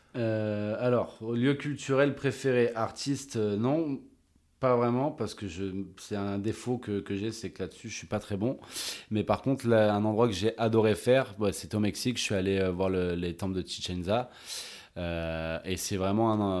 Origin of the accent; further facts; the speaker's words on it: La Rochelle, Nouvelle-Aquitaine, France; also born or lived in Bordeaux / Montreal, Canada / Australia / Arcachon Basin; Je suis très ancré sud-ouest parce que ben, c'est ma région. Euh, je suis né à La Rochelle